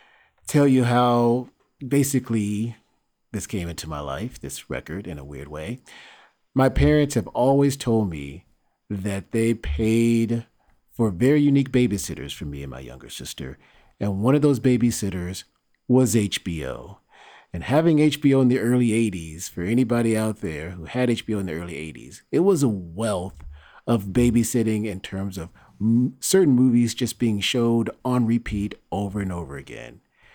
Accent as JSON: {"language": "English", "region": "Mississippi", "country": "United States", "tie": "born or raised there", "said": "It was filmed in my home state of Mississippi."}